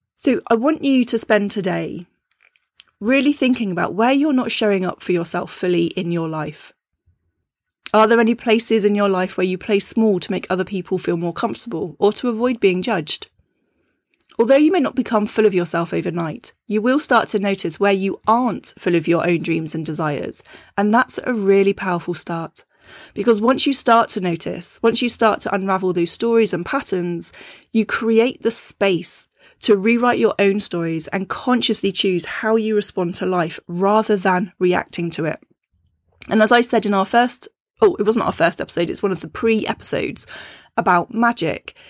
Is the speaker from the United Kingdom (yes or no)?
yes; United Kingdom; being a British woman